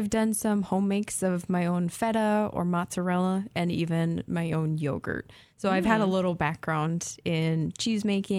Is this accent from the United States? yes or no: yes; Minnesota, United States; moved away as an adult; I am a Minnesotan.